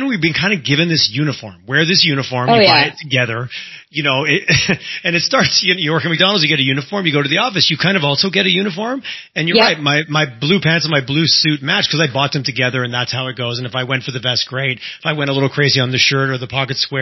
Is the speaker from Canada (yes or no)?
yes; Montreal, Quebec, Canada; I grew up in Montreal where things might be a little bit different there